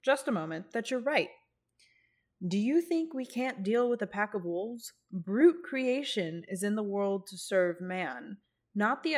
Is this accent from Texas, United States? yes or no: yes; Texas, United States; we're from Texas, so we see the oil industry everywhere